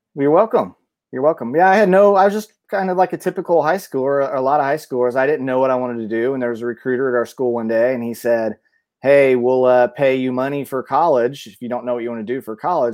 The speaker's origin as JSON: {"language": "English", "town": "Mount Zion", "region": "Illinois", "country": "United States", "tie": "born or raised there", "also_born_or_lived": "Decatur, Illinois / Bloomington-Normal, Illinois", "moved": "as an adult", "said": "I was born, I went to school, uh, all through grade school in, in, uh, Mount Zion, Illinois."}